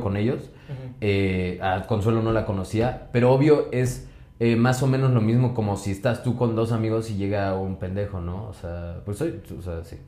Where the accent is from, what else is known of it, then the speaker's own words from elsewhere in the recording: Pachuca, Hidalgo, Mexico; Soy de Pachuca